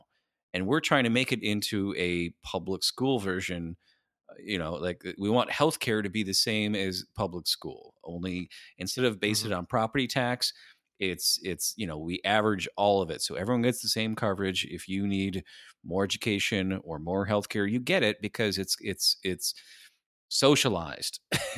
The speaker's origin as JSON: {"language": "English", "town": "San Diego", "region": "California", "country": "United States", "tie": "born or raised there", "said": "I was born here. I'm from San Diego."}